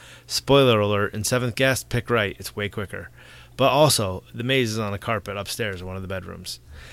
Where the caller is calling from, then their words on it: Massachusetts, United States; from Down Under, United States, I mean, Massachusetts to be precise.